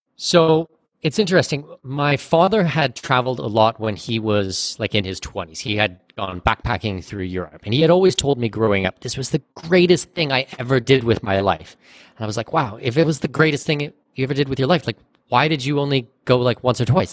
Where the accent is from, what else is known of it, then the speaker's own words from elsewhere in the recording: Southwestern Ontario, Canada; moved away as an adult; now in Panama; I'm Canadian. I was born in Southwestern Ontario